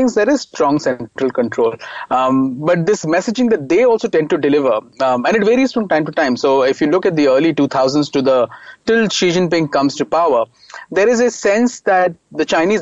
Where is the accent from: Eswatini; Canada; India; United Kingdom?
India; also born or lived in China; as an Indian going there and having studied in the West